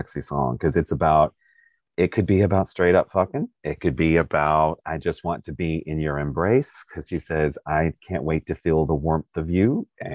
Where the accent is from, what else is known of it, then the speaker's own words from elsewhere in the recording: Kentucky, United States; also born or lived in Stockbridge, Georgia; I was born in Stockbridge and I lived there till I was six, and then my dad moved us to Kentucky